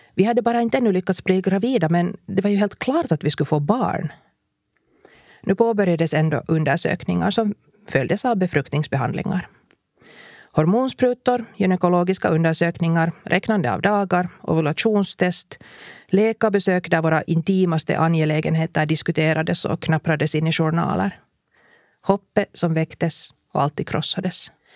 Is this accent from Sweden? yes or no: no; Finland; vi kommer från Finland